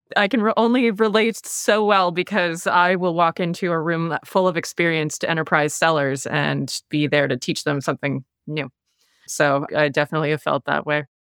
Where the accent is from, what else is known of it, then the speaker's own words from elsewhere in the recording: Canada; accent: Canadian; I've got the Canadian accent